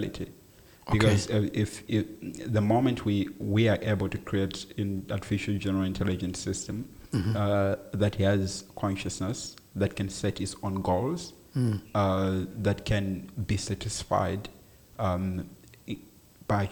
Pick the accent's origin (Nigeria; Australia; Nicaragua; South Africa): South Africa; I am a South African citizen.